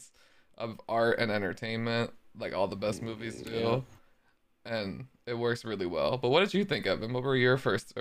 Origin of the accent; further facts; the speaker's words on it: United States; I'm American